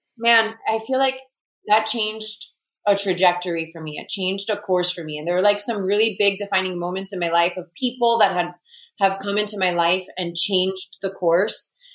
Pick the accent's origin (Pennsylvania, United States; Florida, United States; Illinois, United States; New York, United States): Florida, United States; Miami; i'm in my hometown which brings a tremendous amount of comfort